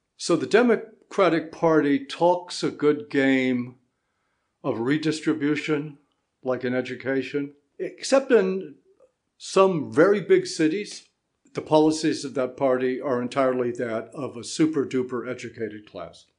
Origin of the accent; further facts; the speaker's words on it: United States; also born or lived in New Jersey; I am an American, a citizen of New Jersey